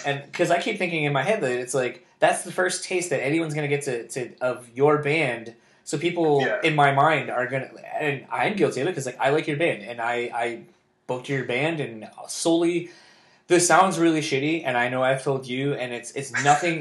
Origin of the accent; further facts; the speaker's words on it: Kalamazoo, Michigan, United States; also born or lived in Delaware / Grand Rapids, Michigan; I grew up in Kalamazoo, coming up to Grand Rapids